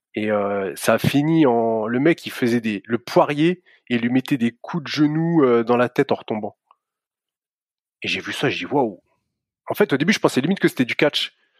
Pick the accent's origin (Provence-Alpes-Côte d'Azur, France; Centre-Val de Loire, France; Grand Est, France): Grand Est, France; Reims; je suis de Reims, alors c'est à une heure et demie au-dessus de Paris, c'est à Champagne-Ardenne